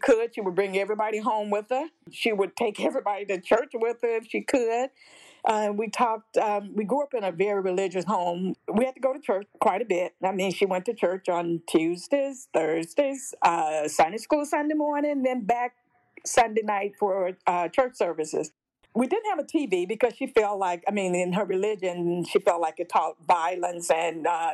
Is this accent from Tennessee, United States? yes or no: yes; Jackson, Tennessee, United States; moved away as an adult; also born or lived in Alaska / Illinois; I grew up in Jackson, Tennessee, Madison County, small town.